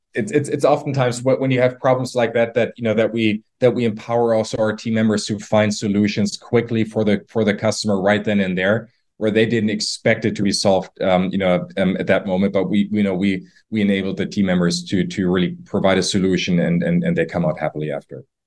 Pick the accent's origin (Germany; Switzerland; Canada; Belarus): Germany; moved away; I'm from Germany originally.